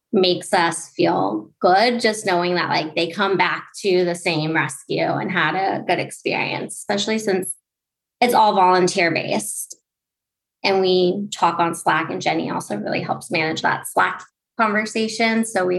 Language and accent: English; Huntington Beach, California, United States; moved away as an adult; also born or lived in Los Angeles; now in New York, United States; I'm from Huntington Beach, California.